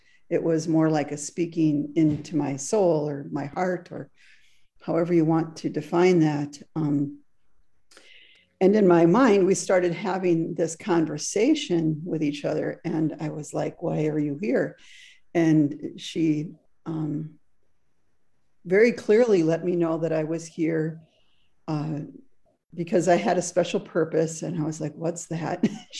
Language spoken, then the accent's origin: English; Frankfurt, Hesse, Germany; English is a second language; When I was a little girl growing up in Frankfurt, Germany, which is where I was born, there was a park adjacent to our home.